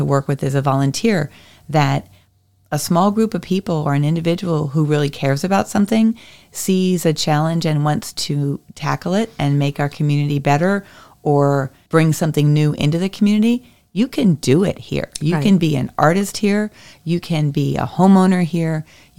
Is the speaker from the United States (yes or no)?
yes; St. Louis, Missouri, United States; also born or lived in Washington, D.C.; And I'm from the Midwest, born in St. Louis, and then ended up down in D.C.